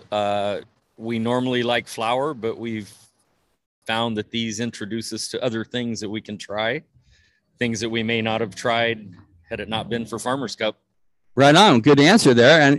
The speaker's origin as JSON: {"language": "English", "town": "Washington", "region": "District of Columbia", "country": "United States", "said": "And I'm …. I'm here from DC. From Wash, DC? Yeah. The nation's capital."}